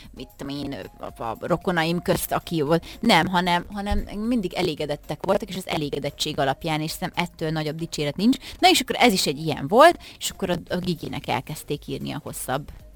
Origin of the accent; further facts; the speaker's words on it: Miskolc, Borsod-Abaúj-Zemplén, Hungary; Miskolcon, ahol fölnőttem